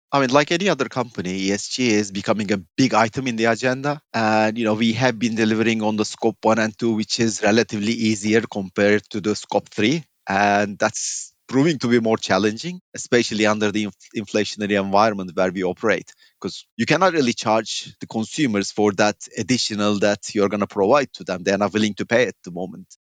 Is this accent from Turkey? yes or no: yes; Turkey; moved away as an adult; also born or lived in United Kingdom / Iran / Latvia / Belgium; growing up in Turkey with such economic volatility